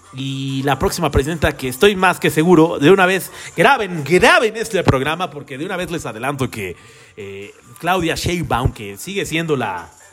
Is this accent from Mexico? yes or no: yes; Mexico; los que somos aquí de México